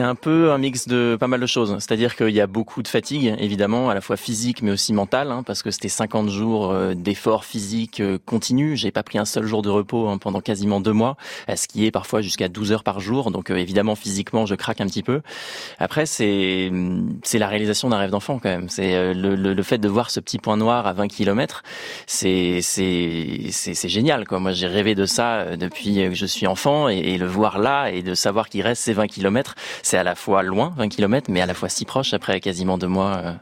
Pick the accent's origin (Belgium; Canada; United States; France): France; Rouen, Normandy; on est parti de Rouen, euh, en Normandie, parce qu'à l'origine, euh, je suis de, de cette ville-là, en Normandie